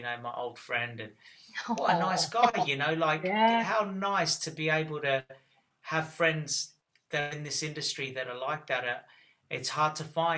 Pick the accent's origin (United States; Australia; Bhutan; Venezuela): Australia; moved away as an adult; also born or lived in Cyprus (ancestry); now in England; And then we all moved to Australia when I was six. And I lived there until I was 22, 23, about that time.